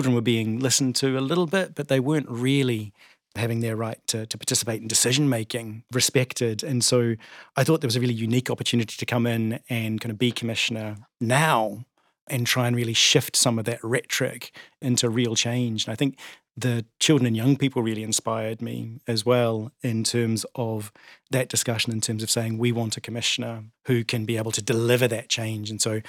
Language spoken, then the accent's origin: English; New Zealand; moved away as an adult; now in Scotland, United Kingdom; I came to Scotland from New Zealand in 2002, and I think like many migrants, was very keen to get involved in the community